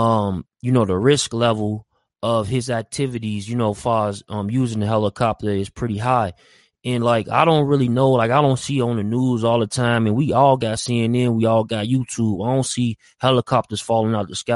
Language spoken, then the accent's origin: English; Chicago, Illinois, United States; moved away; also born or lived in the West (US); I'm from Chicago. I'm on the West, though, right now